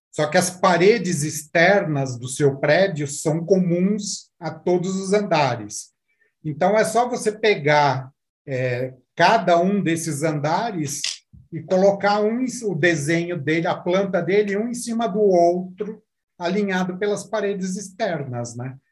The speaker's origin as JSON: {"language": "Portuguese", "country": "Brazil", "said": "somos brasileiros, essa é uma empresa do, do Brasil"}